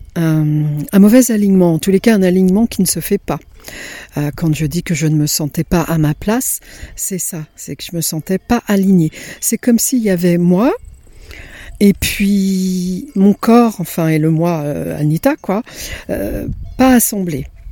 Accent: Italy; moved away; mon enfance en Italie lorsque j'étais dans la ferme de mes grands-parents.

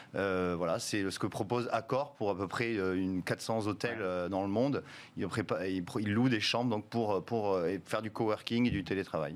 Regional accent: France; chez nous en France

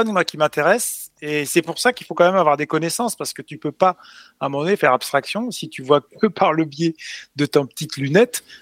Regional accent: Chartres, Centre-Val de Loire, France; je suis né à Chartres.

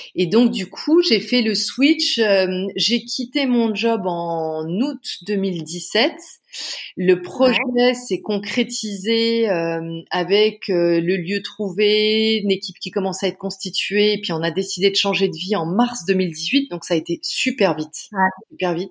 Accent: Canada; also born or lived in Paris, France; now in Bordeaux, France; moi, je suis canadienne d'origine. Euh, j'ai été élevée au Canada

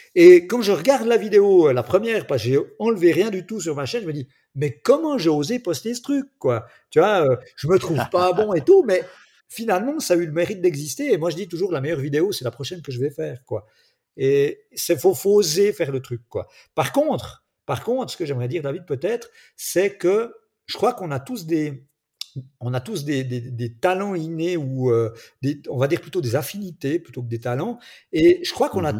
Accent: Switzerland; accent: Swiss; je suis en Suisse, mon petit accent peut-être me trahit, même si mon papa est français

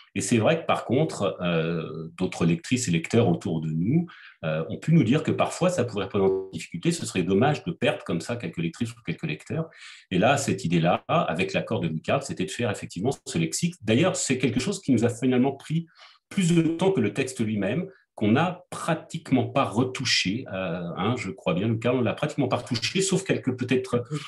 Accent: France; also born or lived in Quebec; en tant que Français qui a passé un certain temps au Québec

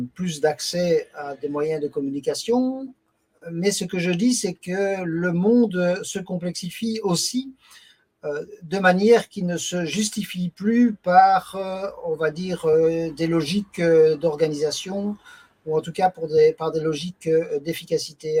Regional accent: Belgium; also born or lived in Brussels; j'habite euh, Bruxelles, donc euh, plus exactement la, célèbre municipalité de Molenbeek-Saint-Jean. Je travaille comme juriste dans une administration qui s'occupe de sécurité sociale, donc je suis belge

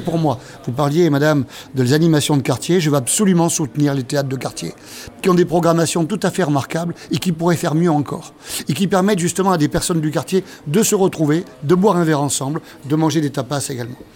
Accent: Bordeaux, Nouvelle-Aquitaine, France; also born or lived in Burkina Faso; Je suis né à Bordeaux, j'ai vécu à Bordeaux et j'y vis encore

